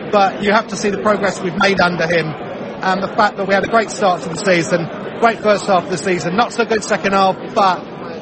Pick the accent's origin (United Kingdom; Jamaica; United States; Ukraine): United Kingdom; Harpenden, East of England; My parents are from Iran, yeah, but I grew up born and bred in Harpenden